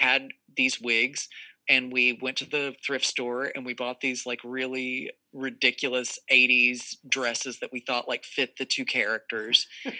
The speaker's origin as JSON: {"language": "English", "region": "Texas", "country": "United States", "said": "she's from Indianapolis, and I'm from Texas. I'm from the South. Or Texas isn't really the South, but you know, Texas. And so we both had like those kind of country origins."}